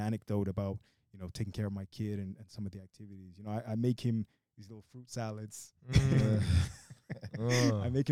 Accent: Brazil; I was born in Brazil. My mother's Brazilian

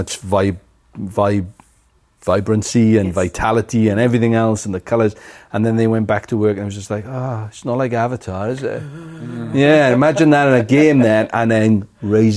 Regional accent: Wales, United Kingdom; now in New Zealand; I am a Welsh Kiwi

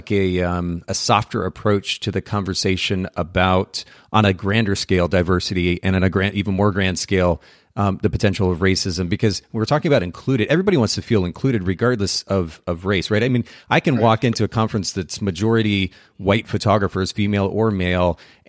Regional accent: Japan; So I grew up in Japan.

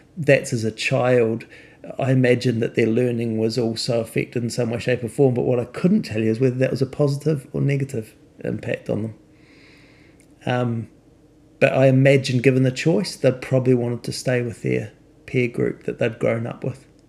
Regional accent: New Zealand; when I grew up in New Zealand

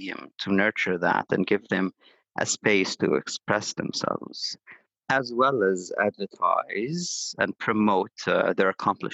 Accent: Abu Dhabi, United Arab Emirates; now in Dubai, United Arab Emirates; I'm Syrian, but I was born in Abu Dhabi, studied law, economy, and management at the University of Paris Sorbonne Abu Dhabi

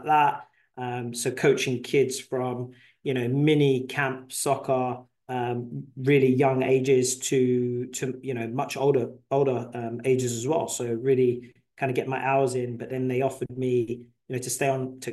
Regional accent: London, United Kingdom; moved away as an adult; also born or lived in New York, United States; now in United States; I was born in London, North London, to be exact. Came over here when I was around 25 years old

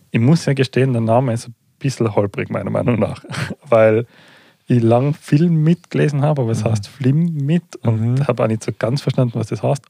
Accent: Tyrol, Austria; bei uns in Tirol

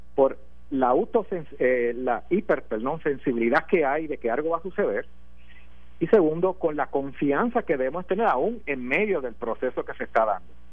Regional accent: Puerto Rico; como puertorriqueño nosotros tenemos un problema aquí

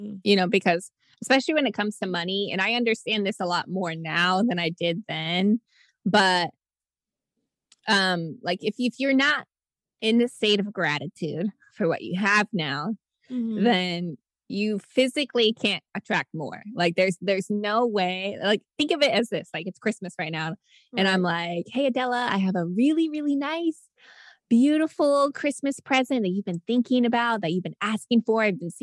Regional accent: Nebraska, United States; moved away as an adult; also born or lived in Virginia; I'm actually from Nebraska.

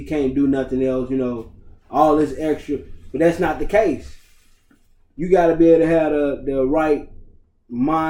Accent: Charlotte, North Carolina, United States; my hometown team, the Hornets

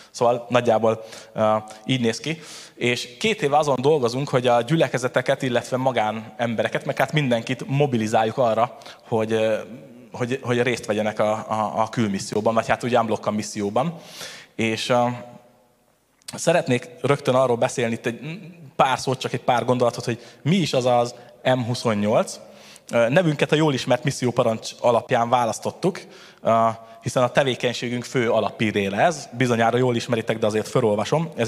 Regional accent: Tata, Komárom-Esztergom, Hungary; És akkor, ahogy elhangzott már, igazából Tatáról jöttem

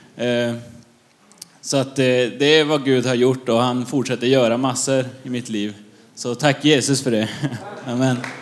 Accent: Luleå, Norrbotten County, Sweden; now in Gamleby, Sweden; Jag är uppvuxen i Luleå

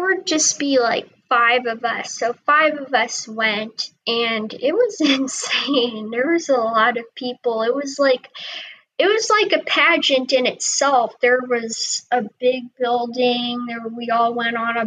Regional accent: Clearwater, Florida, United States; I was born in Clearwater, Florida.

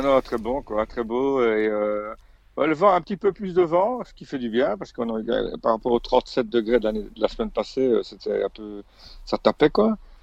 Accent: Belgium; moved away as an adult; chez nous en Belgique

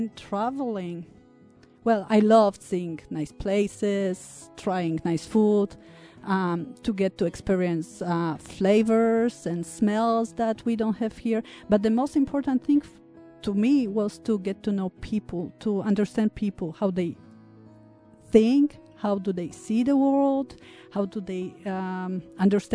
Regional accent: Poland; moved away; I grew up in Poland

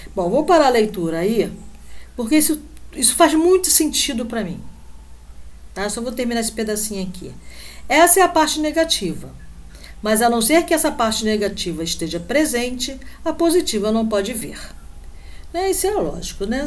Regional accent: Rio de Janeiro, Brazil; moved away; Aqui onde eu moro não faz muito calor não, mas como boa carioca

